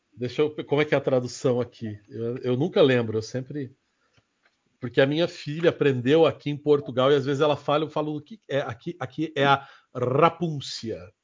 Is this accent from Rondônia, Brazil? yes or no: yes; Rondônia, Brazil; moved away; lá em Rondônia, onde eu fui criado